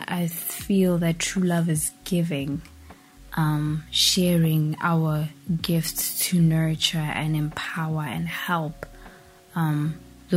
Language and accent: English; Pretoria, Gauteng, South Africa; I am from South Africa, born and raised in Pretoria. Still live in Pretoria.